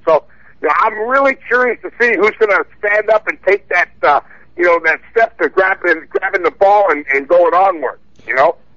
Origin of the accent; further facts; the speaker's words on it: Whitehall, Pennsylvania, United States; also born or lived in Allentown, Pennsylvania; I'm a hometown Pennsylvania boy, born and bred in Allentown, PA, actually Whitehall, Pennsylvania